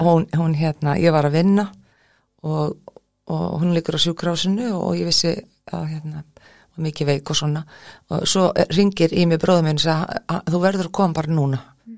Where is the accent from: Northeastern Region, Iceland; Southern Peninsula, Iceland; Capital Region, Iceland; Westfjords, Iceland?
Southern Peninsula, Iceland; Keflavík; ólst upp í Keflavík í gettóinu